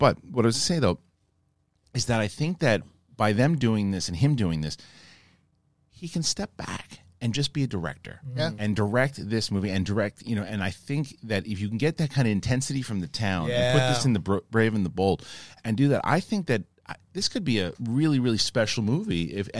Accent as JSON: {"language": "English", "town": "Boston", "region": "Massachusetts", "country": "United States", "said": "I'm definitely from Boston, and all that stuff too."}